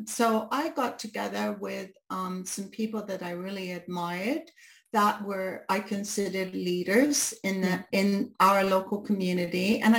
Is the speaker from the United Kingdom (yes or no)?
yes; United Kingdom; because they think in a month I've become a Brit again, right? Because I've chameleoned again back into being a Brit.